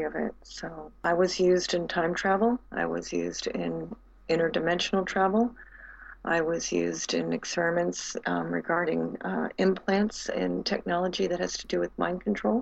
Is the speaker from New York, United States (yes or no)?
yes; right outside of Long Island, New York, United States; I grew up right outside of Long Island